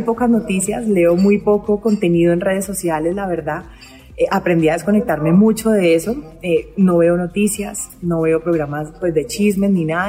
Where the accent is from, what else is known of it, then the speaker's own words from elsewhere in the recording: Valle del Cauca, Colombia; mi tierrita, el Valle del Cauca